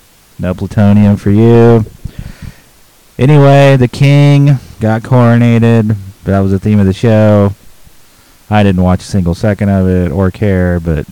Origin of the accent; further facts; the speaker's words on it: United States; I'm an American.